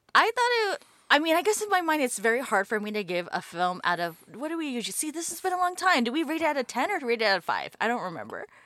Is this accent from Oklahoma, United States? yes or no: no; New York City, New York, United States; I grew up in New York City